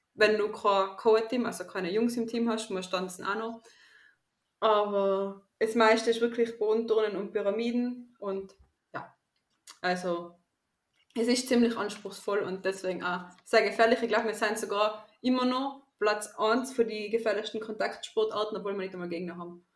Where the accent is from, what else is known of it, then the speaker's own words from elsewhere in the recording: Tyrol, Austria; ich komme aus Österreich, aus Tirol